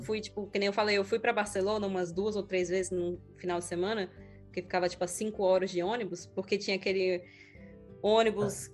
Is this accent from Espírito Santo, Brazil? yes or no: no; Natal, Rio Grande do Norte, Brazil; moved away as an adult; also born or lived in France; tudo na minha casa em Natal estava mudando. Na verdade, é, literalmente, a minha mãe se mudou de Natal